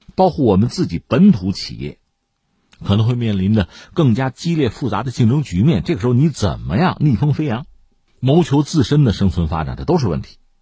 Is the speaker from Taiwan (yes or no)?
no; China; 我们中国人还有特殊的词儿，养生啊